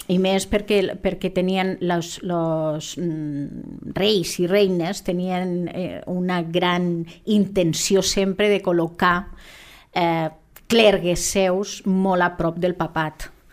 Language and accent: Catalan; Lleida, Catalonia, Spain; som de Lleida